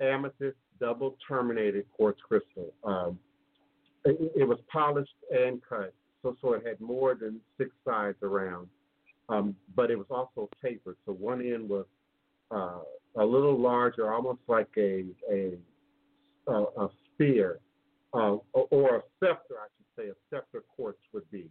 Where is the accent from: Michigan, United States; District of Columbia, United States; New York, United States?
District of Columbia, United States; Washington; I grew up in the Smithsonian Institute in Washington, D.C. That was my playground